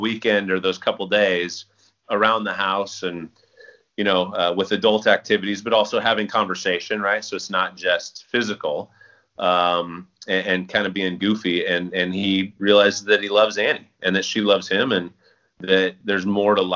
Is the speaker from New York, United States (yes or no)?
no; Central Valley, California, United States; growing up in the Central Valley